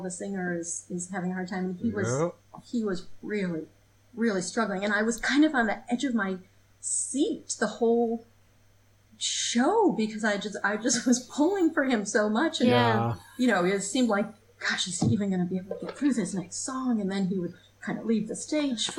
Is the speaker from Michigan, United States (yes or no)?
yes; Michigan, United States; moved away as an adult; also born or lived in Portland, Maine; I grew up in Michigan